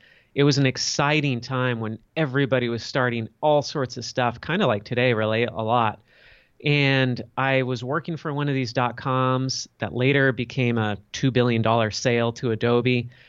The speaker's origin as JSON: {"language": "English", "town": "Los Angeles", "region": "California", "country": "United States", "tie": "born or raised there", "said": "I grew up in Los Angeles, California."}